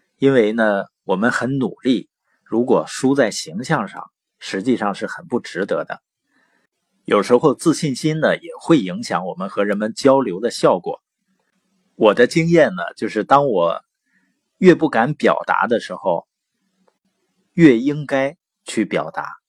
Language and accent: Chinese; Baoqing, Heilongjiang, China; also born or lived in Boli County, Heilongjiang; 我是黑龙江，从小呢是生在宝清县，啊，我父母 呢是知边青年，所以在农场出生，然后长大